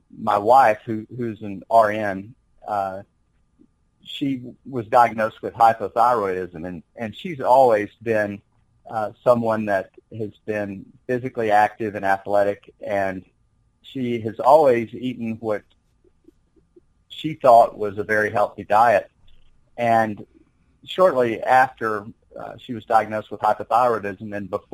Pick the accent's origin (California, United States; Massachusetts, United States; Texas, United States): Texas, United States; Corsicana; also born or lived in Sewanee, Tennessee / Tucson, Arizona / Columbia, Missouri; now in Midland, United States; I grew up in Central Texas in Corsicana